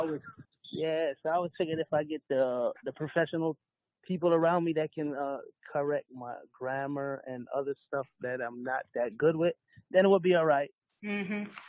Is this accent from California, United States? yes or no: no; New York City, New York, United States; also born or lived in Kingston, Jamaica; I came to America in '84, Brooklyn, New York